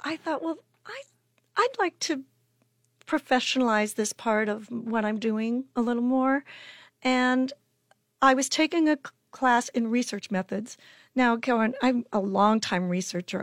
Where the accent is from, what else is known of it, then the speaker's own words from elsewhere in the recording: Chadron, Nebraska, United States; I'm originally from Shadrach, Nebraska, which is way up in the corner, northwestern corner.